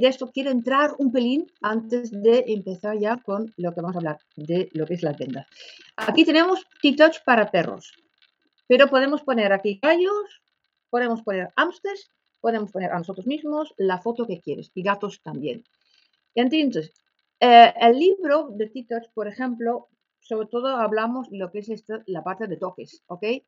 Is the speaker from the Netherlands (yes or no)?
yes; Netherlands; Spanish is a second language; moved away as an adult; now in Spain; soy holandesa, pero más de ya 35 años vivo aquí en España